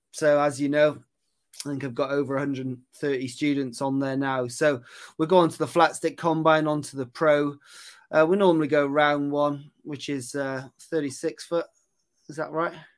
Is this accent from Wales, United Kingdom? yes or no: yes; Aberystwyth, Wales, United Kingdom; moved away as an adult; also born or lived in Cheltenham; I'm from Aberystwyth. That's where I grew up, um, over in West Wales.